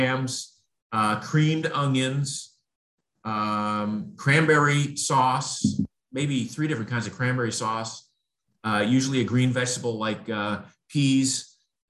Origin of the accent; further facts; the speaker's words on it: Maine, United States; in New England, where I grew up in Maine